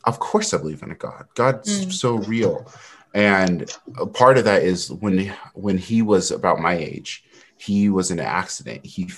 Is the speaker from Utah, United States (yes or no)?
yes; Utah, United States; born there; also born or lived in California / North Carolina; I was born in Utah, but right when I was born, I have a complicated family. So my dad at the time, he was in the military. And so we moved to California like a week after I was born.